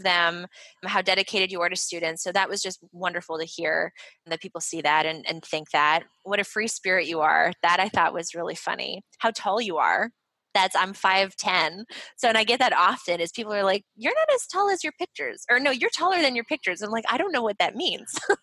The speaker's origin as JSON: {"language": "English", "town": "Montreal", "region": "Quebec", "country": "Canada", "said": "I'm from Montreal. So I'm fluent in French."}